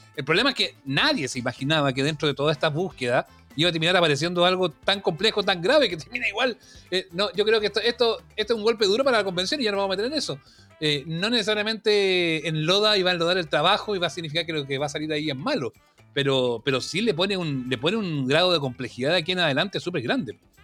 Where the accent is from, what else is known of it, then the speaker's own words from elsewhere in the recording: Chile; los chilenos.